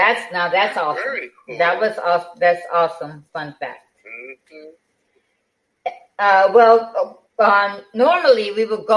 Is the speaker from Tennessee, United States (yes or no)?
no; Detroit, Michigan, United States; now in Texas, United States; that's what I miss about being in Michigan. Because, we're from Detroit, Michigan.